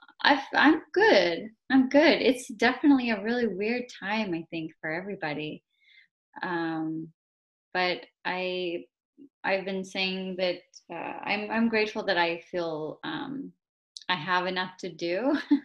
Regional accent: Los Angeles area, Southern California, United States; moved away as an adult; also born or lived in New York / Spain; now in Boston, United States; So I'm originally from Southern California, like the Los Angeles area. And I finished all my school there.

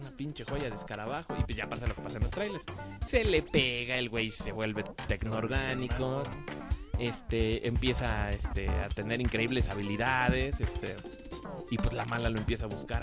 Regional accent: Mexico; Siendo mexicanos como somos

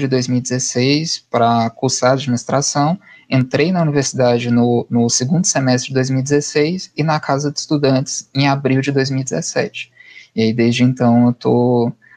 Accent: Cristalina, Goiás, Brazil; also born or lived in Urutaí, Goiás; Eu sou natural de Cristalina, ali próxima de Brasília

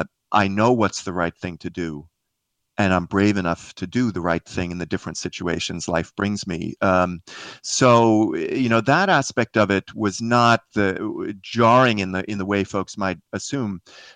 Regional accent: Queens, New York, United States; The short version of my life is I grew up in Queens near the airports there in New York.

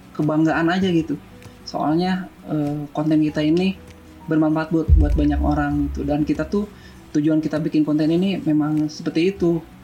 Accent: Bandung, West Java, Indonesia; born or raised there; also born or lived in Madiun, East Java

